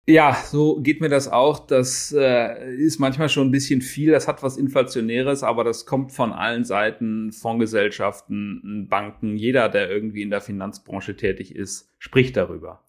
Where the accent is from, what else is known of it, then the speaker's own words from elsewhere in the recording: near Cologne, North Rhine-Westphalia, Germany; komme ein bisschen aus einer anderen Region, aus, äh, aus der Nähe von Köln